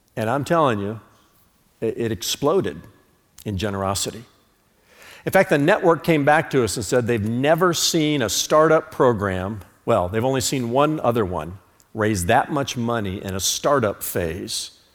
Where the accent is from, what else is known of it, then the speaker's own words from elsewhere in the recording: United States; I'm an American, not an Americant